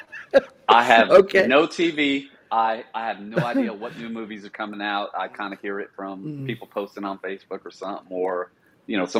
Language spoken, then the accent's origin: English; New Jersey, United States; moved away as an adult; Born and raised in New Jersey